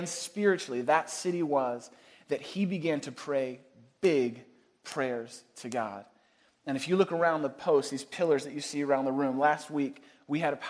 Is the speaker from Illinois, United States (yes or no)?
no; East Bay, outside San Francisco, California, United States; moved away as an adult; now in Chicago, United States; I grew up just outside of San Francisco in the East Bay